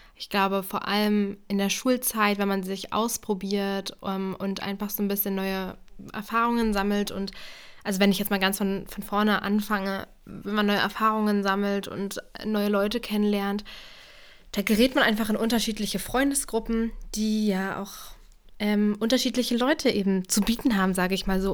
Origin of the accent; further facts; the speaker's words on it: Brandenburg, Germany; moved away as an adult; also born or lived in Jena, Thuringia; ich komme ja aus Brandenburg